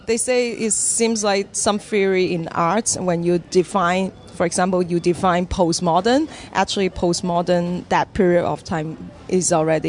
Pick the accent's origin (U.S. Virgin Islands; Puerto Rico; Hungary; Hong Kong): Hong Kong; moved away as an adult; now in Vancouver, Canada; I was born in Hong Kong and I trained in the Hong Kong Academy for Performing Arts